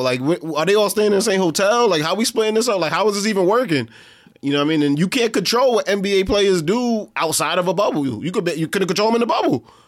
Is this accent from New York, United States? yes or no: yes; New York City, New York, United States; we're from Brooklyn, right? So we, we grew up around Jewish people all our life